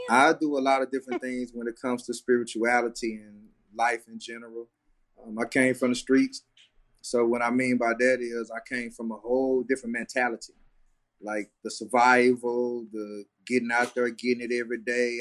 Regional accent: Dallas, Texas, United States; I'm from Dallas

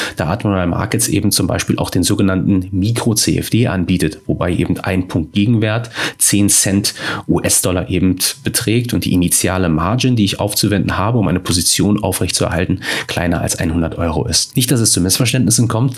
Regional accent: Germany; wir als Deutsche

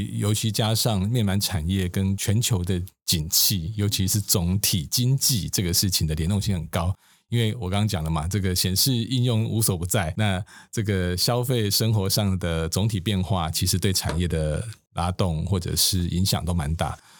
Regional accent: Taiwan; 我们台湾人说实话，做生意的人还蛮厉害的。

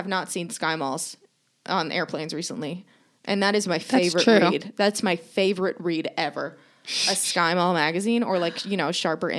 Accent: Texas, United States; It's like, no, I'm from Texas.

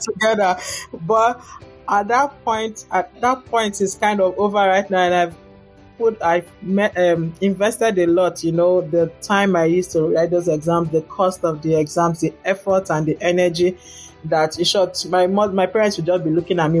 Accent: Nigeria; moved away as an adult; also born or lived in Lagos, Nigeria / Ghana / Cardiff, Wales; now in Dayton, United States; I'm from Nigeria

